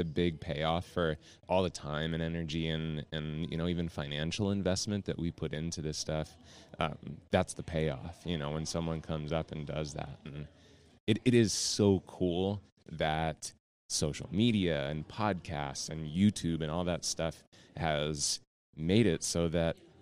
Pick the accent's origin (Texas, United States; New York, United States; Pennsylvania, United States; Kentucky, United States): Pennsylvania, United States; York; So I actually grew up not far from here. I grew up in a town called York, Pennsylvania